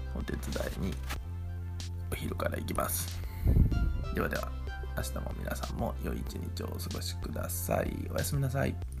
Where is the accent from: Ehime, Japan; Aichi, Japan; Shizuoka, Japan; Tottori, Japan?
Ehime, Japan; Ozu; 僕の地元に遊びに来てくれたんですよ愛媛旅行愛媛ツアーしようって言って